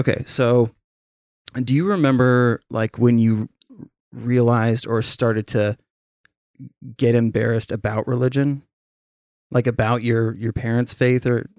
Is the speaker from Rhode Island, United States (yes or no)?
no; St. Helens, Oregon, United States; And that little girl was from my hometown in St. Helens.